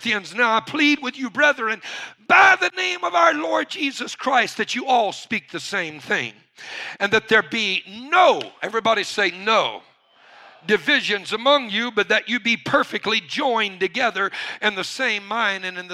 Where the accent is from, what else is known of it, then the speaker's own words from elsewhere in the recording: Cajun, Louisiana, United States; I'm a Cajun